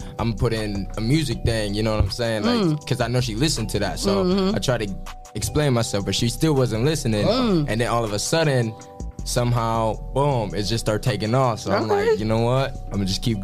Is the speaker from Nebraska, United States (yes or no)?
no; Toledo, Ohio, United States; born or raised there; also born or lived in Fostoria, Ohio